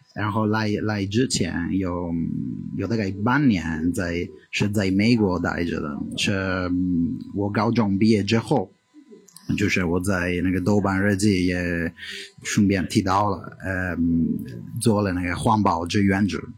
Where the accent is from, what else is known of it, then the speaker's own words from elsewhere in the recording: Italy; Chinese is a second language; moved away as an adult; now in China; 我来自意大利，我在中国待了大概五年